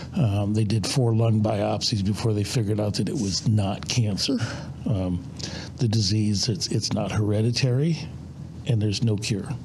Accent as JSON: {"language": "English", "town": "Tonica", "region": "Illinois", "country": "United States", "tie": "born or raised there", "said": "I grew up on a farm about 50 miles north of here"}